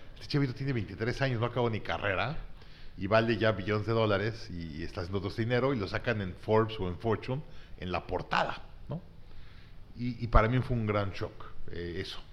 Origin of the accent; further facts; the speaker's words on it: Mexico City, Mexico; also born or lived in Monterrey, Nuevo León, Mexico; nací en Monterrey. A los tres meses de vida me mudé a la Ciudad de México. Mi papá le dio un trabajo en el gobierno